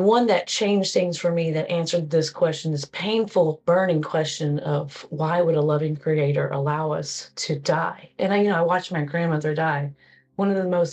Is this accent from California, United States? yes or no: no; Cedar Hill, Texas, United States; I am from Cedar Hill, Texas.